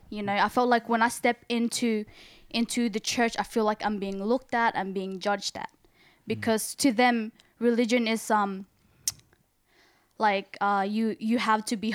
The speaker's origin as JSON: {"language": "English", "town": "Sydney", "region": "New South Wales", "country": "Australia", "said": "I am from Sydney"}